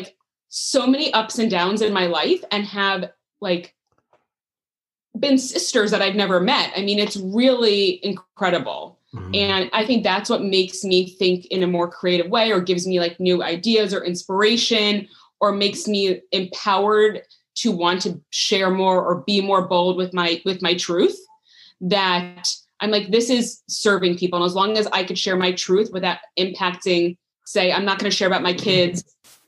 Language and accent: English; New York, United States; moved away; also born or lived in Florida; I was born in New York